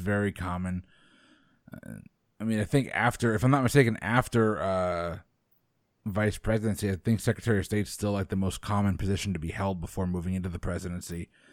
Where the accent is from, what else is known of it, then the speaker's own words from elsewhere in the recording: Stratford, Connecticut, United States; I'm from New England and I know I'm from a, a, a city called Stratford, Connecticut